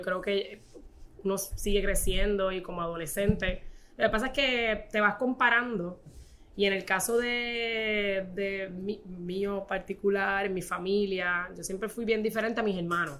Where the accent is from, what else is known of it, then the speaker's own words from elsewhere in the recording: Corozal, Puerto Rico; yo soy de Corozal, ¿verdad? Este, y mi abuela crió cinco